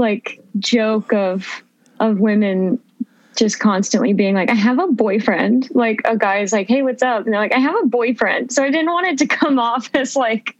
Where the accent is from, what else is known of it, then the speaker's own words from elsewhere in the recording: Phoenix, Arizona, United States; also born or lived in Portland; I mostly grew up in Arizona. So I grew up in Phoenix with my brother and my mom